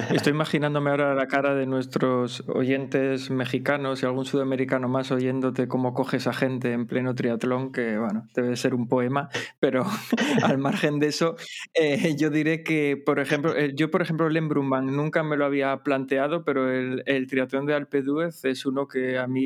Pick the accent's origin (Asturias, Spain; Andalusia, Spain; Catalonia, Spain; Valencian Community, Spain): Asturias, Spain; moved away; será por lo mismo que decíamos antes, que somos de Asturias, estamos rodeados de montaña.